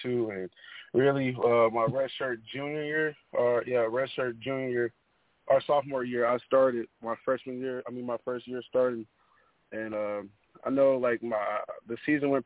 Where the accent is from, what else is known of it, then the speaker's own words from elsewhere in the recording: Texas, United States; also born or lived in Kansas City, Missouri; I was born in Kansas City, Missouri, and I moved to Texas